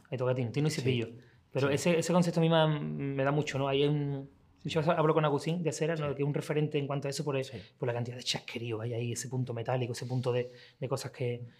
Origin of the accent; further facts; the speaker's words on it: Seville, Andalusia, Spain; nací yo aquí, nací en Sevilla, pero vivo ahí, aquí a, 7, o ocho calles.